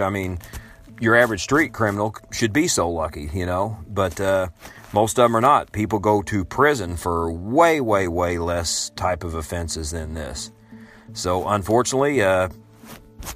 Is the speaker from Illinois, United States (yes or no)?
yes; Illinois, United States; my home state of Illinois